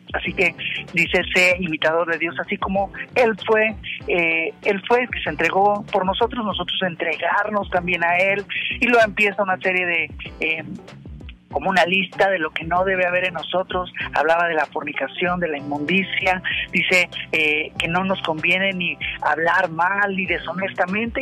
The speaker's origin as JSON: {"language": "Spanish", "country": "Mexico", "said": "yo como mexicano"}